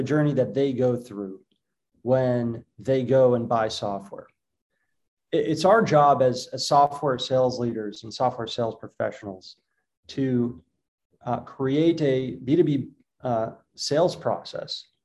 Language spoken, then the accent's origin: English; Boston, Massachusetts, United States; moved away as an adult; now in Israel; I grew up growing up in Boston